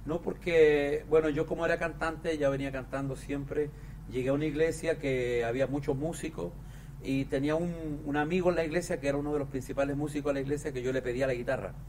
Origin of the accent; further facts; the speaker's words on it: southern Chile, Chile; en los barrios donde yo nací, donde me crié en Chile. Yo nací en una región muy al sur de Chile